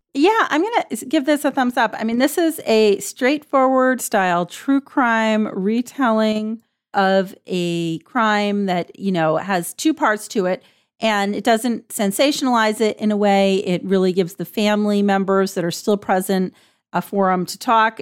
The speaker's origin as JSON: {"language": "English", "region": "Vermont", "country": "United States", "tie": "born or raised there", "said": "I grew up in Vermont"}